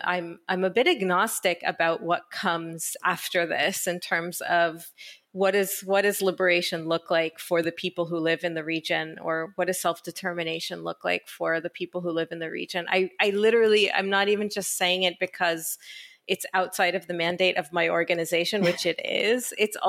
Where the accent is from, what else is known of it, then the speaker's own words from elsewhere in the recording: Israel; born there; I was born in Israel. My parents are Israeli and I moved here thinking actually that I would just stay a little while and then go back to the US.